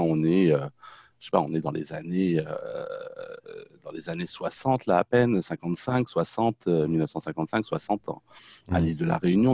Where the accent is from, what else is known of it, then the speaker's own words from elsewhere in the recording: Paris suburbs, Essonne, Île-de-France, France; moved away; also born or lived in Caen, Normandy; j'ai passé le, plus, la plus grande partie de ma vie euh, d'enfant, d'adolescent, de jeune adulte en banlieue euh, parisienne, dans le 91, l'Essonne